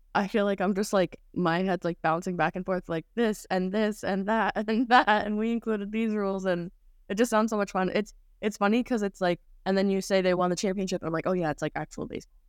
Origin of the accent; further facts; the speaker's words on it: Saugerties, New York, United States; we are both from Sauberties, New York